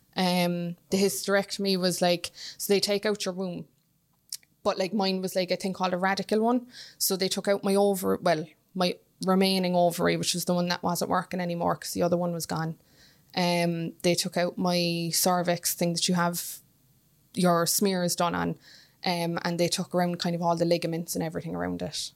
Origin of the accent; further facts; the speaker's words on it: Cork, Munster, Ireland; now in Dublin, Ireland; I'm in Dublin from Cork